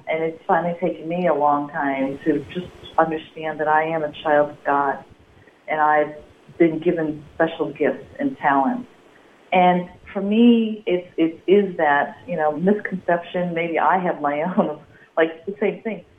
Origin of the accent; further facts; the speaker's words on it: Midwest, United States; as a child, you know, growing up in the Midwest